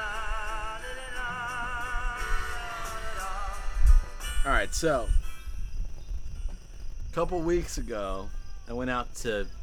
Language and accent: English; the South, United States; I'm a Southerner.